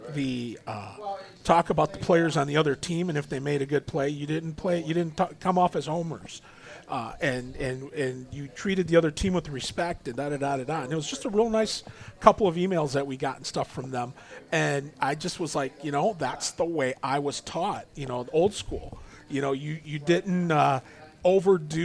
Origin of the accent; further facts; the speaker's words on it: Toledo, Ohio, United States; I was just a stuttering fat kid from the North End growing up